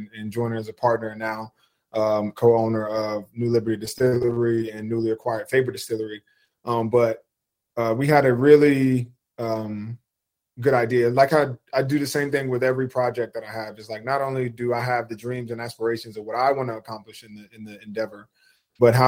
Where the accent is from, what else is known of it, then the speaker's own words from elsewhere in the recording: New Jersey, United States; moved away; growing up on the East Coast, being a Jersey kid